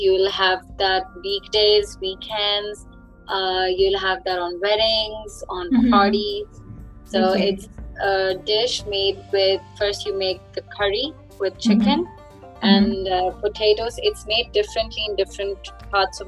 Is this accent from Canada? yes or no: no; Lahore, Punjab, Pakistan; moved away as an adult; now in Ilmenau, Germany; I'm from Pakistan. I'm from one of the biggest cities in Pakistan called Lahore.